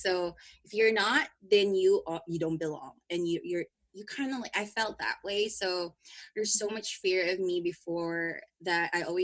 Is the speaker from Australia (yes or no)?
no; Philippines; in my culture as a Filipino, we have so much expectation in a family